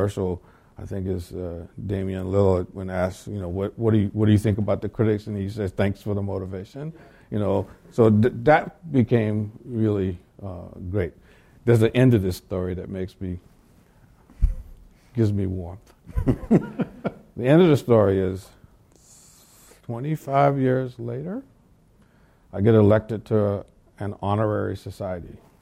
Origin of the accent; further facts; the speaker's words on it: the South, United States; I grew up in the South